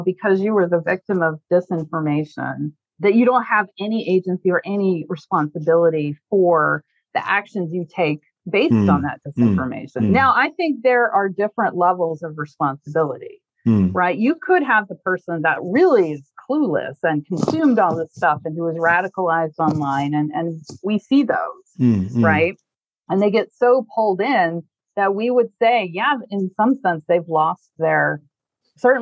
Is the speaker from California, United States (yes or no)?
no; Montana, United States; I'm from Montana, which is a more conservative state